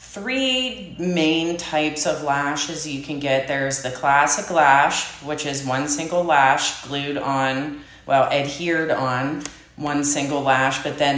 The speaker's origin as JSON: {"language": "English", "town": "Saxonburg", "region": "Pennsylvania", "country": "United States", "tie": "born or raised there", "also_born_or_lived": "Sarver", "said": "I'm from Saxonburg. Okay. Born and raised, so I just moved one town over."}